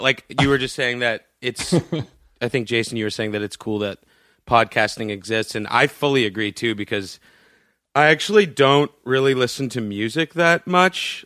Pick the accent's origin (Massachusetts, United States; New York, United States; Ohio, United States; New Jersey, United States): Massachusetts, United States; Boston; I grew up in Boston